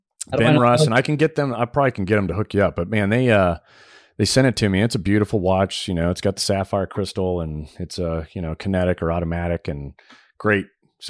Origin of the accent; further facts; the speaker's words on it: Saudi Arabia; I grew up in Saudi, and while I was over there in the 80s is when the first G-Shock watch came out.